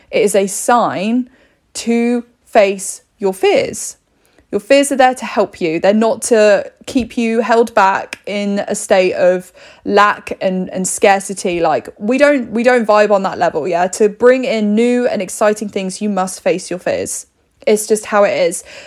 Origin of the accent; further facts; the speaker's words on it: United Kingdom; We're very polite here in the U K. We're very British